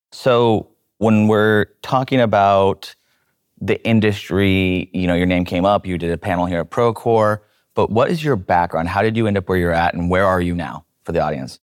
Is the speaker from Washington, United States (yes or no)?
yes; Seattle, Washington, United States; I grew up in Seattle in a blue collar area.